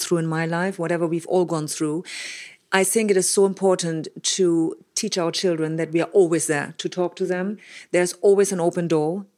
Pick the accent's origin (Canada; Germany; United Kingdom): Germany; I grew up in Germany with, um, quite disciplinarian parents